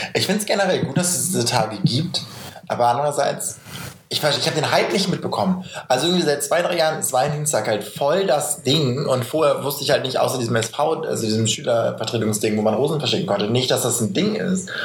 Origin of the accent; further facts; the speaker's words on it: Northern Germany, Germany; Ich komme aus Norddeutschland